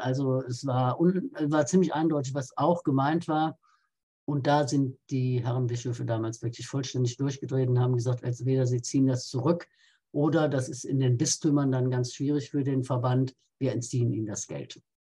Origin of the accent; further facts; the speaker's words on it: Rhineland, Germany; Jetzt komme ich aus dem Rheinland, da ist man ja anders katholisch als anderswo